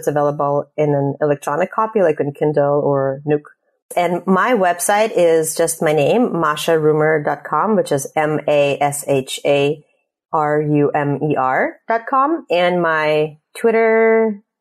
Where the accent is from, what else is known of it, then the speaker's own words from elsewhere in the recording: Russia; moved away; I'm immigrating from Russia